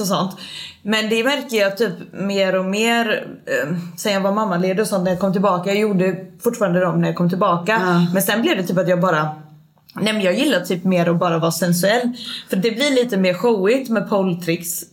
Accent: Småland, Sweden; moved away as an adult; jag kommer från Småland egentligen, så jag flyttade med mitt ex upp hit

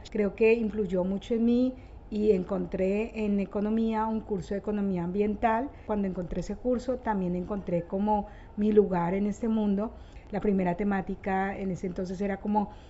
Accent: Bogotá, Bogotá Capital District, Colombia; Eh, soy cachaca, soy de, Bogotá, pero mis padres son del sur del Tolima, eh, son, bueno, como todos nuestros padres son campesinos, también víctimas de la violencia.

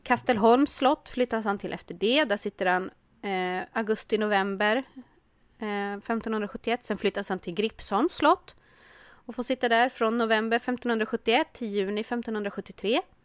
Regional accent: Örbyhus, Uppsala County, Sweden; also born or lived in Värmland; jag är ju från Örbyhus

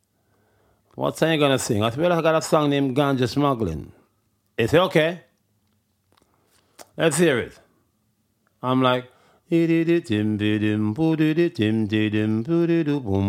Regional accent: Kingston, Jamaica; I'm from Trenchtown

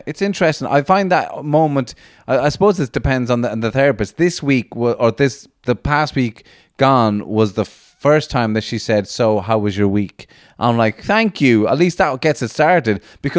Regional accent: Latvia; English is a second language; And I'm from Latvia. That's why my accent.

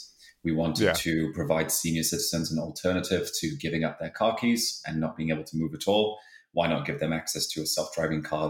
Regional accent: Halifax, Yorkshire and the Humber, United Kingdom; moved away; I grew up in a town in England called Halifax.

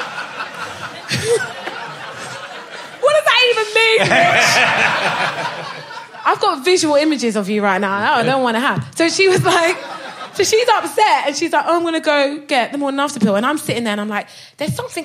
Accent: Brighton, South East England, United Kingdom; So I moved, my mum bought a hotel in Brighton when I was 14, so I grew up in Brighton

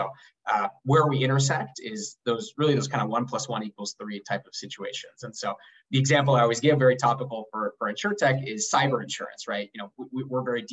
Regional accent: Uruguay; now in New York, United States; I'm originally from Uruguay

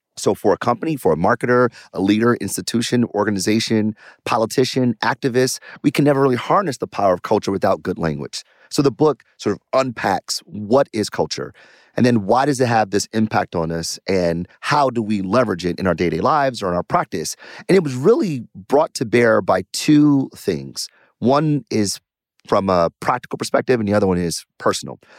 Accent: Detroit, Michigan, United States; I'm from Detroit, born and raised, did well in math and science.

